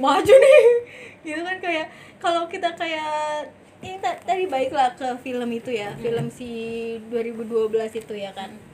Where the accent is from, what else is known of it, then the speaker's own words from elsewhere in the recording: Indonesia; gue emang lahir di Indonesia ya udah gue di Indonesia